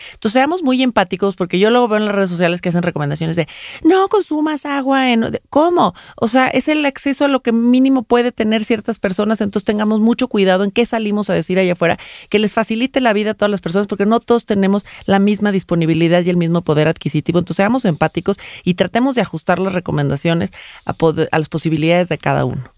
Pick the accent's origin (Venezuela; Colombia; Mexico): Mexico; Los mexicanos tendemos